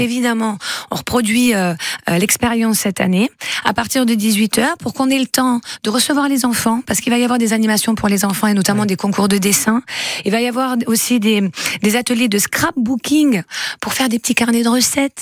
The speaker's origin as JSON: {"language": "French", "town": "Fuveau", "region": "Provence-Alpes-Côte d'Azur", "country": "France", "said": "je suis de Fuveau"}